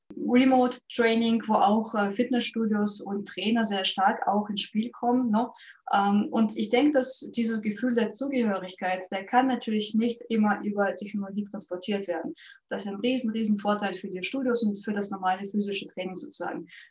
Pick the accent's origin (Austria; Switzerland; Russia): Russia; moved away as an adult; now in Germany; Ich bin nämlich ursprünglich äh, Russin. Ähm, ich lebe in Deutschland seit zwölf Jahren und davor habe ich auch professionelle Leichtathletik gemacht in meinem Heimatland